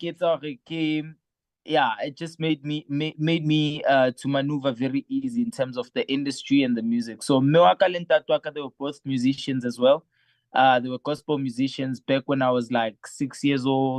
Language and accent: English; KwaMhlanga, Mpumalanga, South Africa; first language Sotho; English is a second language; I was born in KwaNdebele Hamhlanga, but obviously growing up in Ntlung ne re bua Sotho, ha ke tswela ka ntle ke bua Setebele